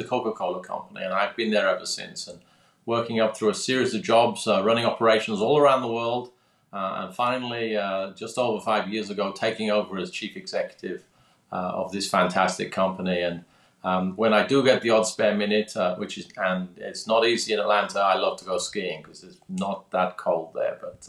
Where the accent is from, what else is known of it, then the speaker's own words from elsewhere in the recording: London, United Kingdom; I'm obviously from my accent, or perhaps not quite as obviously, I'm British, born in London, born in the UK. I grew up there, and eventually, because I was good at sciences, I actually ended up doing electronic engineering at university